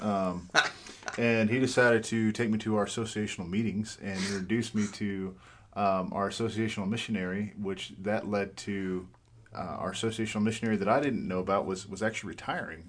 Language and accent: English; New Mexico, United States; also born or lived in Fort Worth, Texas; I was born and raised here in New Mexico